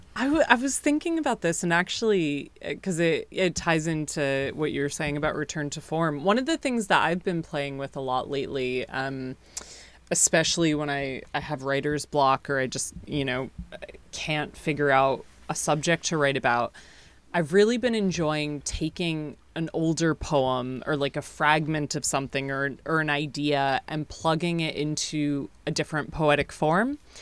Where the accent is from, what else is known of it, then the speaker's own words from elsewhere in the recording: United States; now in United Kingdom; I'm from the States originally, and I haven't been home in, in almost three years